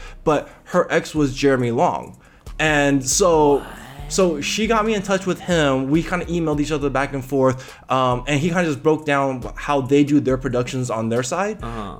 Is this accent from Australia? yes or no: no; Taiwan; We're from Taiwan. So Taiwan.